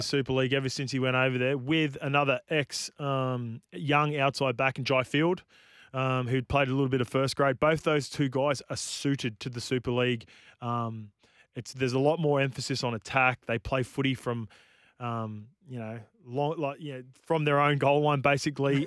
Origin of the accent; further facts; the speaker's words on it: New Zealand; as a Kiwi